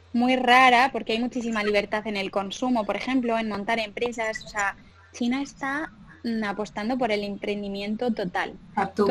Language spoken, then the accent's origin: Spanish; Pamplona, Navarre, Spain; moved away as an adult; also born or lived in Dublin / Madrid; yo soy una chica de Pamplona que mm, siempre desde pequeñita me he criado en la naturaleza, en un pueblecito en, el campo